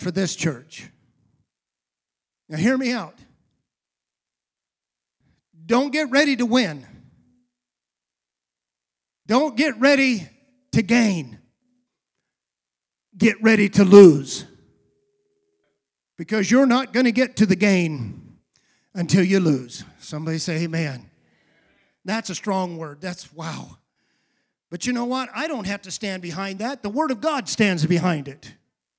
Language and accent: English; United States; also born or lived in California